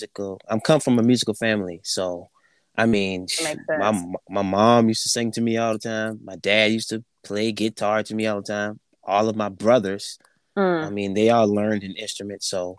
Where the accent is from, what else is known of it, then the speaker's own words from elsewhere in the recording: Andrews, South Carolina, United States; Yeah, little small town of Andrews, South Carolina.